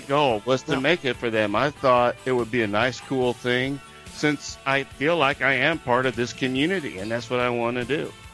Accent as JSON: {"language": "English", "town": "Tulsa", "region": "Oklahoma", "country": "United States", "said": "i'm from tulsa oklahoma"}